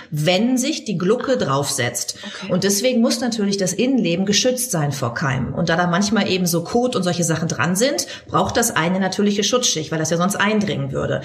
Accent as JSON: {"language": "German", "country": "Germany", "said": "Bei uns in Deutschland"}